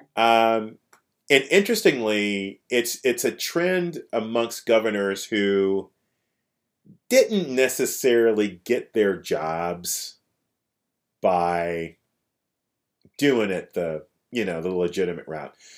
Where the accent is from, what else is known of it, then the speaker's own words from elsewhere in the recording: Kansas City, Kansas, United States; now in Kansas City, Missouri, United States; where I grew up was on the Kansas side